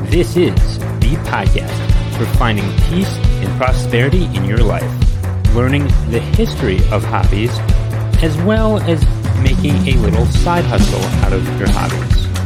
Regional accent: Southern United States, United States; accent: southern; I just went into my southern accent right there.

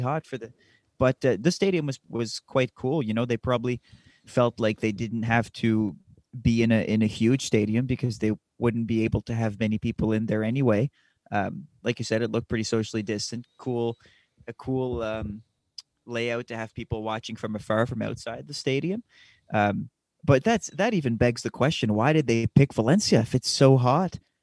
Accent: Canada; As we're Canadian

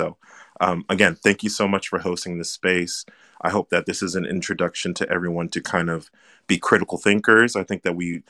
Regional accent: Bay Area, California, United States; I grew up in the Bay Area.

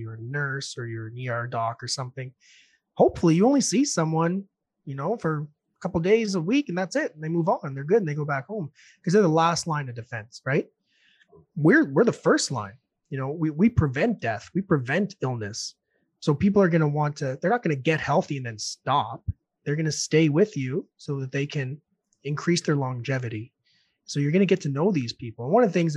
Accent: New Brunswick, Canada; moved away as an adult; also born or lived in Red Deer, Alberta; now in Ontario, Canada; I'm from New Brunswick, going to buy a house here in Ontario

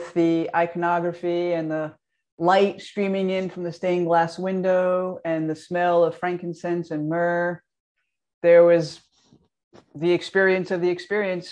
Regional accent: Mount Vernon, New York, United States; I was raised Catholic in Mount Vernon, New York, which is just outside of the Bronx

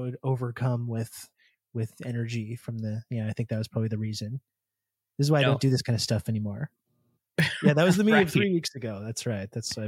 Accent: Brockville, Ontario, Canada; I grew up in Brockville, Ontario, which is very, very similar culturally to the Midwest.

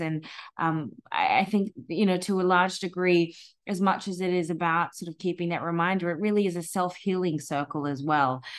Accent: Australia; moved away; being Australian

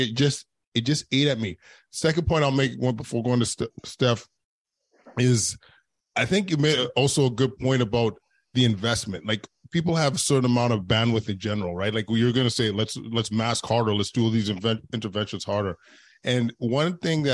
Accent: Canada; as Canadians

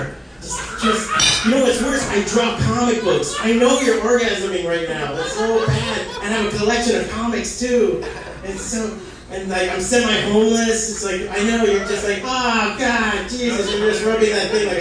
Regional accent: Hialeah, Florida, United States; I'm from Hialeah

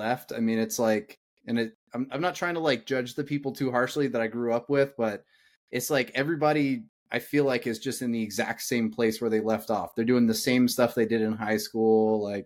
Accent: Indiana, United States; moved away as an adult; now in Atlanta, United States; I grew up in Indiana

